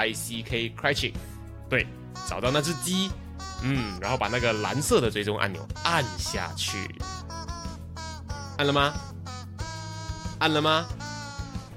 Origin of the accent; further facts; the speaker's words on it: Taiwan; 我我来自台湾